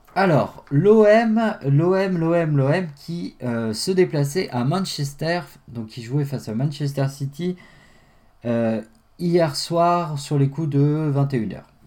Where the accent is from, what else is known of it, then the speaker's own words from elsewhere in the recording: France; chez nous en France